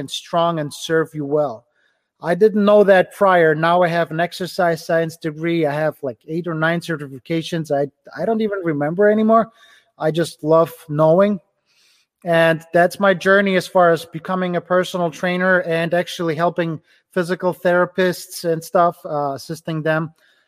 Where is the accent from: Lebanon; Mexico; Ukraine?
Ukraine; English is a second language; now in Cleveland, United States; A little over 10 years, I immigrated from Ukraine to the US. Right now I'm in Cleveland, Ohio. I immigrated without knowing any English.